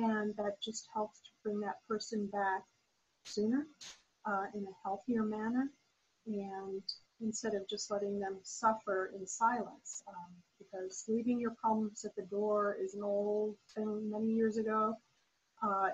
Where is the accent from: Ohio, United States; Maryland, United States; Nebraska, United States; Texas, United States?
Nebraska, United States; Lincoln; now in Tampa, United States; Lincoln, Nebraska, my hometown